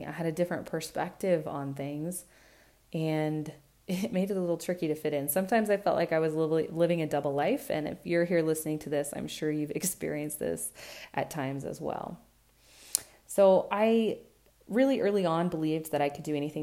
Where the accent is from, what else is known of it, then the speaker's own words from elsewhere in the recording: Burley, Idaho, United States; We moved away from Burley into the city, left the farm